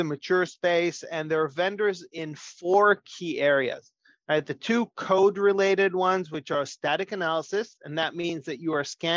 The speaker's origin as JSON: {"language": "English", "country": "Israel", "moved": "as an adult", "lives_now": "United States", "said": "I'm originally from Israel, but have been in the US for many years"}